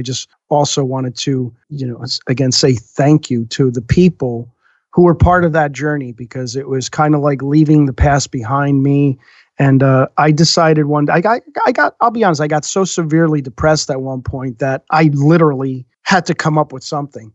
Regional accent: New Jersey, United States; I grew up in North Jersey, not the worst place in the world to be raised

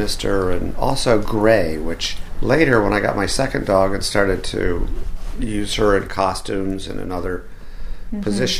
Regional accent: Western Massachusetts, United States; moved away as an adult; also born or lived in Boston; now in California, United States; I didn't take it off to school when I went to school in Boston. I'm from Western Mass.

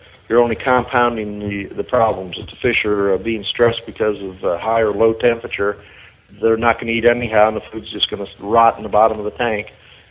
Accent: Buffalo, New York, United States; moved away; I was born in Buffalo, New York, so we get a lot of lake effect snow.

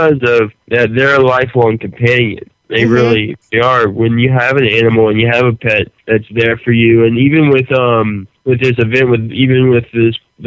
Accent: Louisiana, United States; I'm from Louisiana.

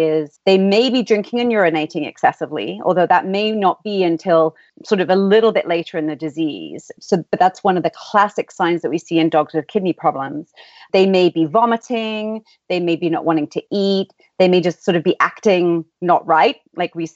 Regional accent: England, United Kingdom; accent: English; moved away as an adult; also born or lived in Philadelphia; now in San Diego, United States; you may be able to tell from my accent, in England. So my family all still live there

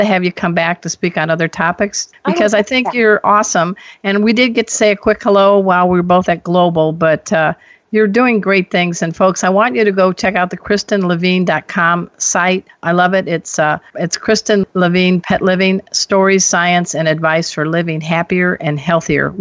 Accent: Chicago, Illinois, United States; moved away; also born or lived in San Diego; I'm from the Chicago area like you. And then I went to San Diego for many years

